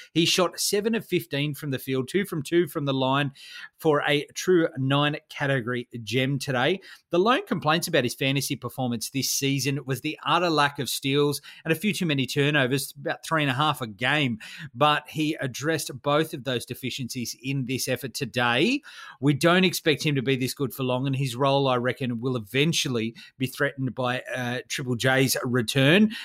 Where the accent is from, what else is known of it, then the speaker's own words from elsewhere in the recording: Australia; I'm an Aussie.